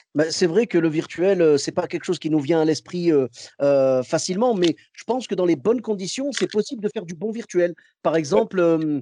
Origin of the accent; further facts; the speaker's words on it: Morocco; moved away; je suis marocain